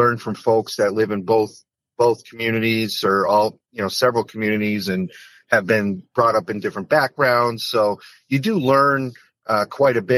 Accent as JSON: {"language": "English", "town": "West Springfield", "region": "Massachusetts", "country": "United States", "tie": "born or raised there", "said": "My hometown of West Springfield made up the bulk of my House district."}